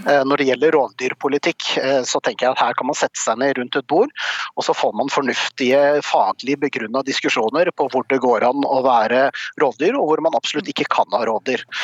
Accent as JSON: {"language": "Norwegian", "region": "Oslo", "country": "Norway", "said": "Jeg er sjøl fra Oslo øst, og jeg veit forskjellen forskjellen på Oslo øst og vest."}